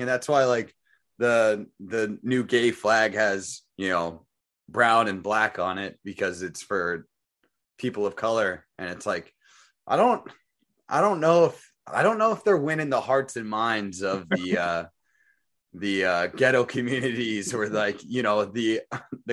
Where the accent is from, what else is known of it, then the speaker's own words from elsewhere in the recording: Phoenix, Arizona, United States; I grew up in the ghetto type of saw where I grew up in Phoenix